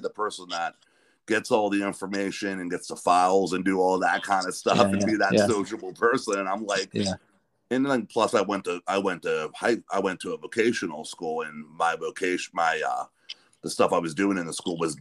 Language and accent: English; north of Pittsburgh, Western Pennsylvania, United States; me and a buddy of mine we're from Western Pennsylvania, north of Pittsburgh